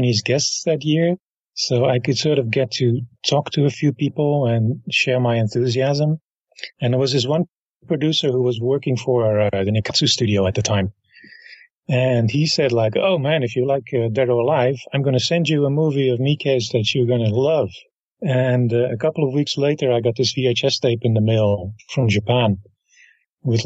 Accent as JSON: {"language": "English", "town": "Rotterdam", "region": "South Holland", "country": "Netherlands", "tie": "born or raised there", "said": "Rotterdam is my hometown, so I grew up with that festival"}